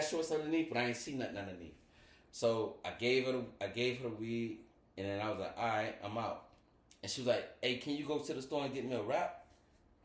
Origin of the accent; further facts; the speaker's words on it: Florida, United States; I'm from Florida